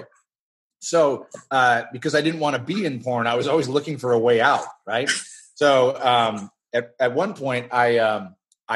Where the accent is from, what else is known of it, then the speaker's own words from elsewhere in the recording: Canada; I'm Canadian